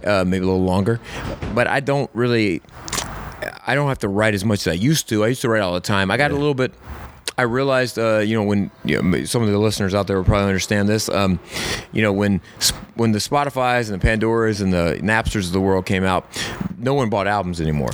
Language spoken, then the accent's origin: English; Camden, South Carolina, United States; I grew up in Camden, South Carolina.